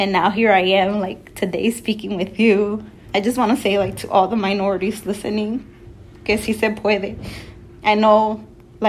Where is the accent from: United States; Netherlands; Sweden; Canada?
United States; New York City, New York; So I come from New York City, right? I was born pretty much, you could say, in a cradle of gold